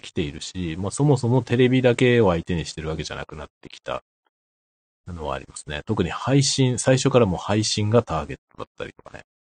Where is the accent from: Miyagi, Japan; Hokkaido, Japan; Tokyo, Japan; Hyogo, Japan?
Tokyo, Japan; moved away; 僕の実家東京なんですけど